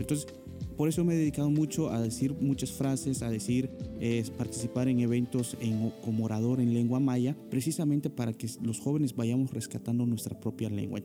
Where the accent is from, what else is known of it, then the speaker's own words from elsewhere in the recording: Nunkiní, Campeche, Mexico; De Nunquini